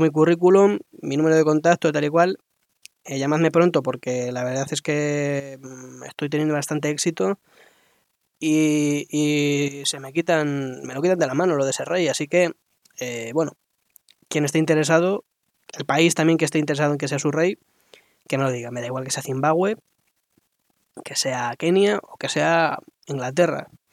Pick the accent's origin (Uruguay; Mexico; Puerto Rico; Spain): Spain; como españoles